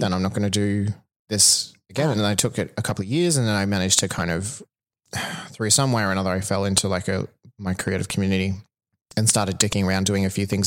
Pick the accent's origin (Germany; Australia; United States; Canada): Australia; Toowoomba, Queensland; moved away; I'm, I'm from Toowoomba originally